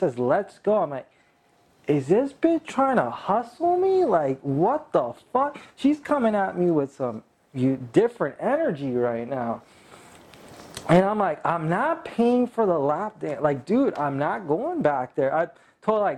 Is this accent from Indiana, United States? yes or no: no; California, United States; I'm from California